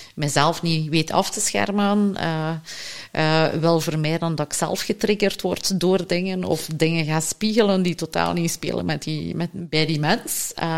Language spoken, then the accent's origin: Dutch; Flanders, Belgium; als Vlamingen